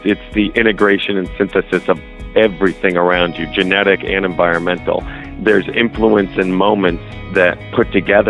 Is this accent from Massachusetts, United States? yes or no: yes; Massachusetts, United States; born there; Well, I was born in the Berkshires in Western Mass.